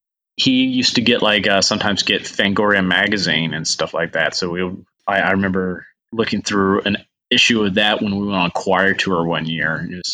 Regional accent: Huntsville, Alabama, United States; I grew up in the Bible Belt, so. What part? Huntsville, Alabama.

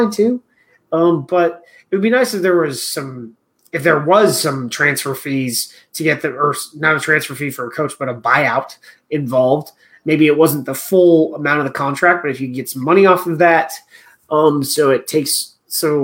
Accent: United States; being an American

